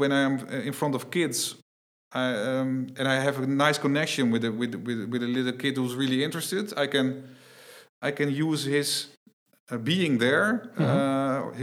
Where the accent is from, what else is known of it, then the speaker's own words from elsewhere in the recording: Netherlands; I'm from the Netherlands.